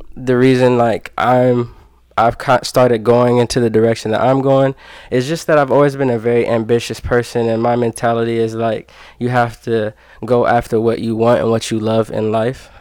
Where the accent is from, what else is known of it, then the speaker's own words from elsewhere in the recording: Dayton, Ohio, United States; I grew up here in Dayton, Ohio